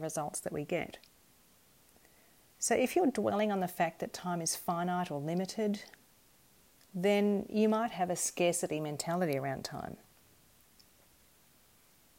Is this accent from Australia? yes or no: yes; Perth, Western Australia, Australia; growing up in Perth in Western Australia